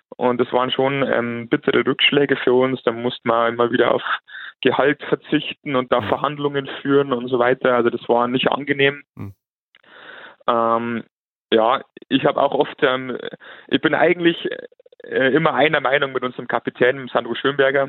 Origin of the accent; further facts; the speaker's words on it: Landshut, Bavaria, Germany; ich bin 34 Jahre alt, komme aus Landshut